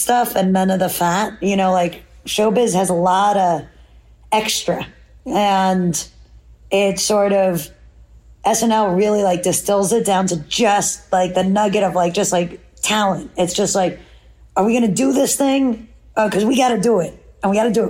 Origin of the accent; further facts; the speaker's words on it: New York City, New York, United States; as a city kid